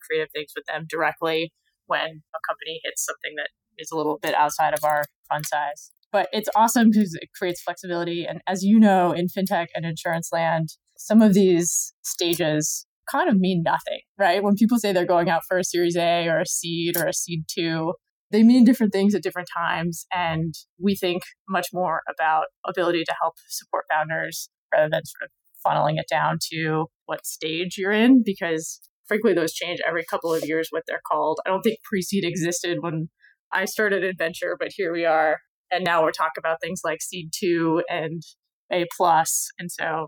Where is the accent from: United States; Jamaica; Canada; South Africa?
United States; Arizona; moved away as an adult; also born or lived in Pennsylvania / Boston; I grew up in Arizona.